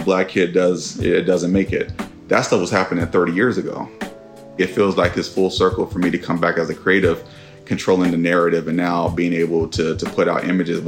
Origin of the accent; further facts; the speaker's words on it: Oakland, California, United States; 96 and Sunnyside. That's, stomping grounds.